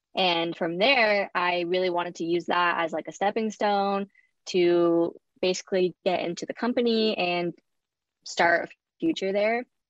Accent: Bay Area, California, United States; I was born and raised in the Bay Area in California.

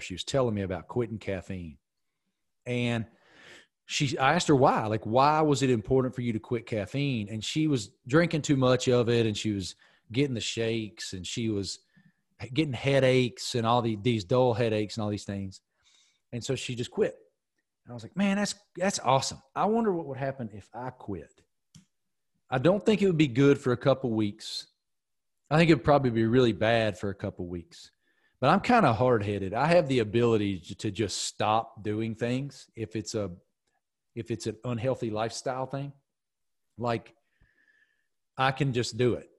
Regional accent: Giles County, Virginia, United States; I grew up in Giles County

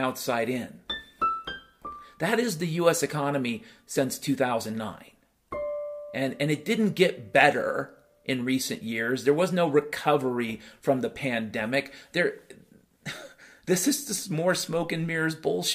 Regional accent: United States; I grew up in the United States of America

